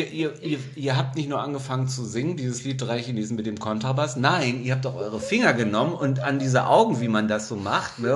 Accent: Germany; ich bin ja auch ein Deutscher, ich wohne ja in Deutschland

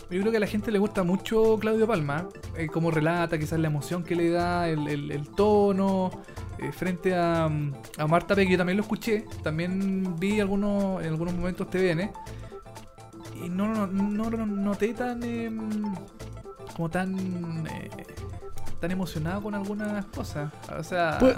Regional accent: Chile; yo soy chileno

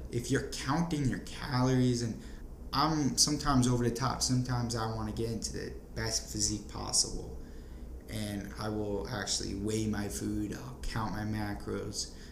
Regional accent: New Jersey, United States; moved away; also born or lived in Florida; being from New Jersey

